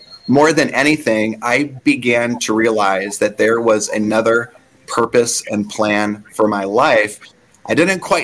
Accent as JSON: {"language": "English", "region": "Michigan", "country": "United States", "tie": "born or raised there", "also_born_or_lived": "Arizona", "moved": "as an adult", "said": "I grew up in Michigan"}